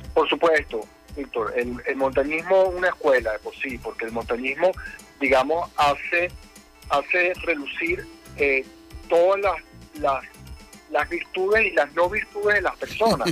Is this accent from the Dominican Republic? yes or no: no; Venezuela; como muchos venezolanos lo estamos haciendo